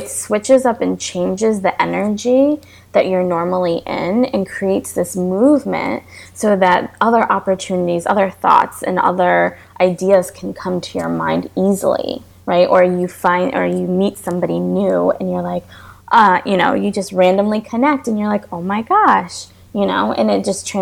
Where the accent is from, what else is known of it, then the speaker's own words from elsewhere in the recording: New York, United States; now in Florida, United States; I'm from New York, and I moved to Florida